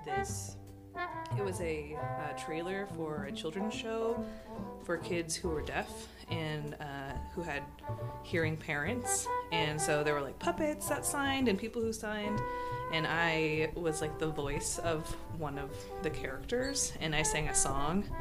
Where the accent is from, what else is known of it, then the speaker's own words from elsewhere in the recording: Council Bluffs, Iowa, United States; I grew up in Iowa